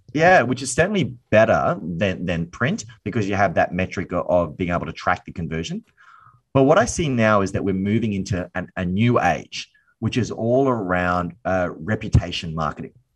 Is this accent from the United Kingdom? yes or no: no; Brisbane, Queensland, Australia; born and raised here in Brisbane, Australia